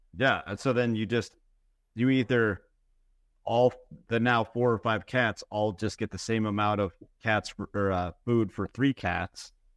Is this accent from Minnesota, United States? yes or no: yes; Minnesota, United States; I grew up in Minnesota, ten thousand lakes